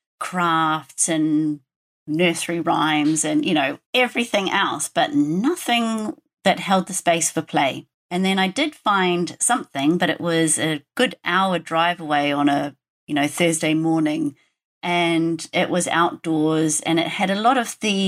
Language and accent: English; New Zealand; moved away; I grew up in New Zealand and I was a nature kid